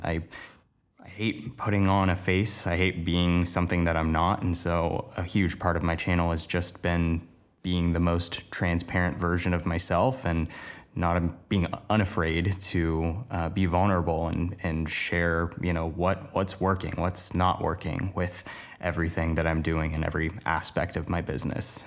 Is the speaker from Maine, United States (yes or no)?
no; Portland, Oregon, United States; moved away as an adult; now in Los Angeles, United States; the place I grew up in Portland, Oregon to moving to Los Angeles, now working down here full-time